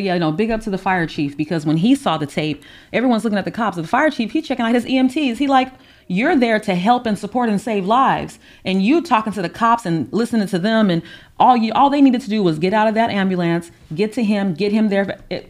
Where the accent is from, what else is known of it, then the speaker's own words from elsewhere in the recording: California, United States; also born or lived in Orlando, Florida; I was born in Orlando, Florida, and so I travel there a lot. But when I go, my family there, there's a misconception that like because you're from California, like you're rich